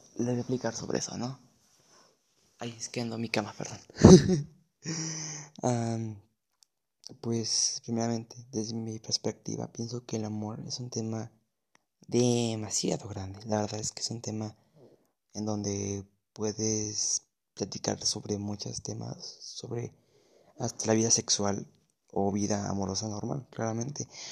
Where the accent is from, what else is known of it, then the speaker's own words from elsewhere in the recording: Mexico City, Mexico; soy de la Ciudad de México